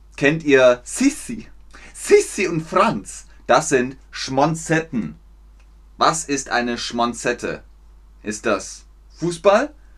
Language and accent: German; Germany; Meine Heimat ist Deutschland.